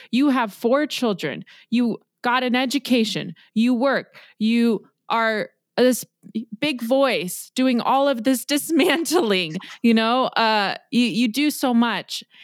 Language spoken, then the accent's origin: English; Los Angeles, California, United States; I was born in Los Angeles.